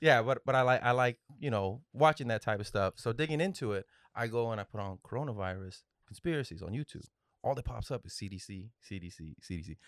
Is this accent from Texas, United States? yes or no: yes; the Valley, Texas, United States; moved away; I'm originally from Bordertown, the Valley